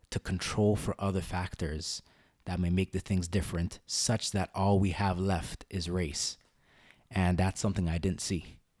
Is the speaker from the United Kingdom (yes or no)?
no; Canada; also born or lived in Guyana (ancestry) / India (ancestry); I'm a Canadian by birth, Guyanese by background, Indian by origin